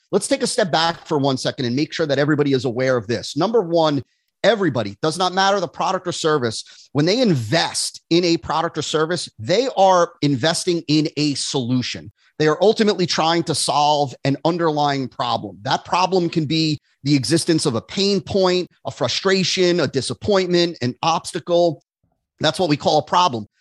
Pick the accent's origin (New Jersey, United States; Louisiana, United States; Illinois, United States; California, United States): New Jersey, United States; moved away as an adult; now in West Palm Beach, United States; I grew up in New Jersey